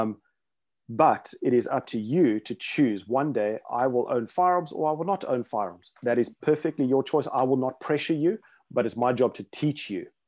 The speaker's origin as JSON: {"language": "English", "country": "South Africa", "tie": "born or raised there", "also_born_or_lived": "Rhodesia", "said": "growing up in South Africa in the, uh, seventies, eighties"}